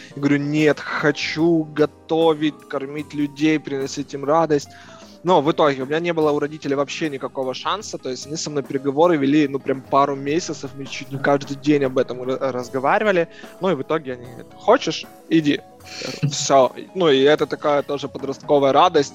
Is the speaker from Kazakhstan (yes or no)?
no; Kyiv, Ukraine; родился я в Киеве, а, на Отрадном, прожил там всю свою жизнь